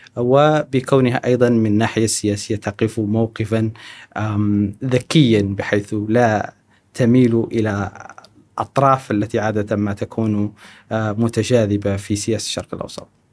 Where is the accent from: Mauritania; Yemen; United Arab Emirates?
Mauritania; moved away as an adult; also born or lived in Trarza, Mauritania / Nouakchott, Mauritania / United States; now in Kuwait; أنا ولدت في الجنوب الموريتاني، آه، في تقريباً منطقة تريرزا. ثم بعد ذلك انتقلت إلى العاصمة من واكشوط. ثم بعد ذلك انتقلت إلى أمريكا.